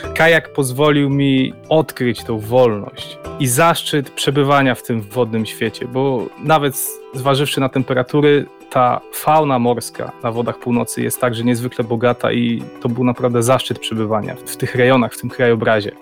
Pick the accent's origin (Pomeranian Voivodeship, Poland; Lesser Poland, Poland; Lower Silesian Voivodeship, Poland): Pomeranian Voivodeship, Poland; Gdańsk; Mieszkam w Gdańsku, urodziłem się tutaj